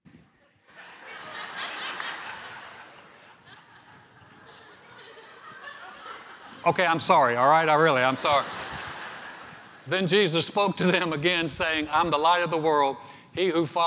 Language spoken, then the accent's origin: English; Greensboro, North Carolina, United States; moved away as an adult; now in Texas, United States; my hometown of Greensboro, North Carolina